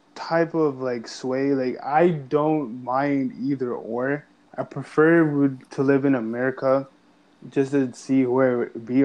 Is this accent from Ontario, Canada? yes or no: yes; Ajax, Ontario, Canada; I'm from Ajax